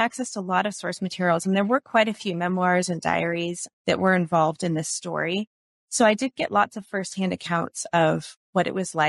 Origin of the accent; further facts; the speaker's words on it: Pacific Northwest, United States; I grew up in the Pacific Northwest, so I grew up doing a lot of hiking and spent time in the mountains as a kid.